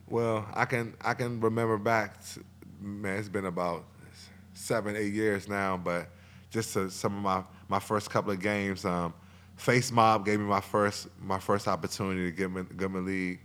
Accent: Alexandria, Virginia, United States; also born or lived in Arlington, Virginia; growing up in Alexandria

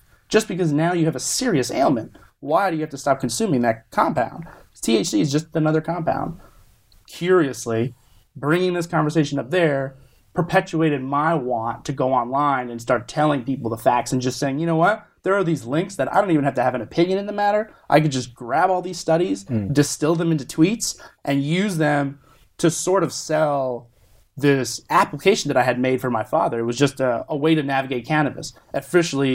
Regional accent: South Florida, United States; also born or lived in New Jersey / North Carolina; now in California, United States; I was born in New Jersey, grew up in South Florida, educated in North Carolina

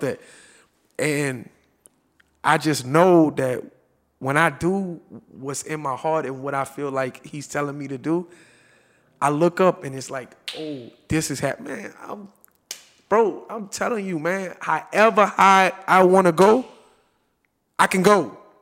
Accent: New Orleans, Louisiana, United States; I'm from New Orleans

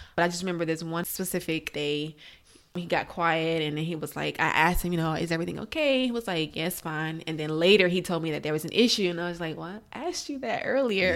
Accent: Alexandria, Virginia, United States; moved away as an adult; also born or lived in Florida; now in Maryland, United States; I'm from Alexandria, Virginia. That's where I grew up.

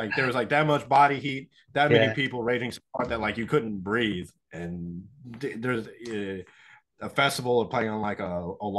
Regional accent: Kansas City, Missouri, United States; we're from Kansas City

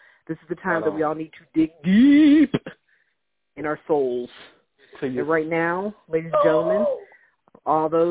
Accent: Michigan, United States; I was born in Michigan and not Ohio

